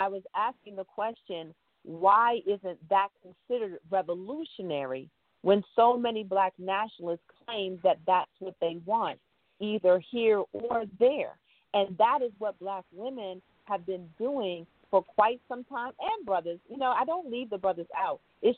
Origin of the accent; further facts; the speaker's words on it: Jackson, Mississippi, United States; now in Ghana; You know, I'm from Jackson, Mississippi, and I've been living here in Ghana for the last 50 years.